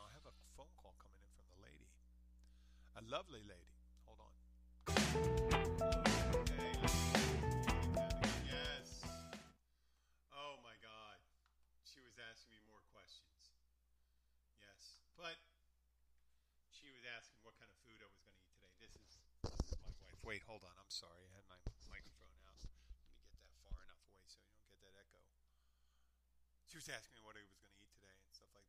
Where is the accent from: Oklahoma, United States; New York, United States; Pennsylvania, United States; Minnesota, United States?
Pennsylvania, United States; I'm from Pennsylvania